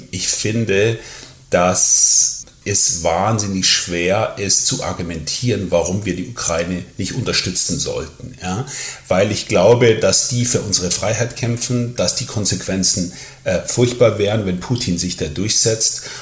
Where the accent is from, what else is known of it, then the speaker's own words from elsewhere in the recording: Germany; accent: German; ich spreche mit deutschem Akzent, werde ich natürlich ganz selbstverständlich gefragt, wo kommen Sie denn her? Und ich sage dann, ja, ich komme aus Deutschland.